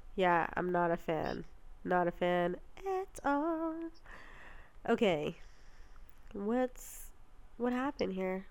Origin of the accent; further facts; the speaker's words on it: Canada; we're from Canada